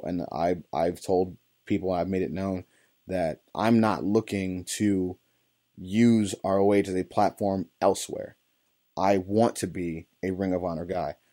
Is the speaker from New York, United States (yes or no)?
no; East Cleveland, Ohio, United States; I grew up in East Cleveland, on the east side of Cleveland, Ohio